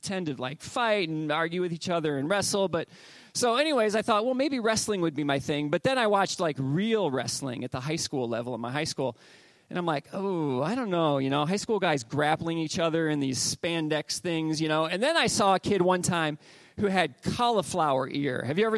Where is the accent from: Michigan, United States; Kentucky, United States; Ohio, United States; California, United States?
Ohio, United States; Northwest; growing up in Northwest Ohio, it was all things sports